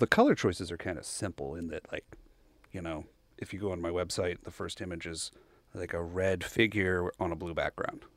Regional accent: Bryan, Texas, United States; I grew up in Bryan. Uh, so I'm actually a, a local townie

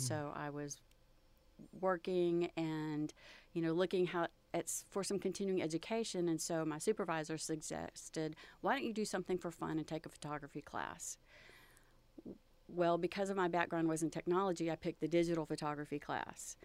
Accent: Texas Gulf Coast, United States; growing up along the Gulf Coast

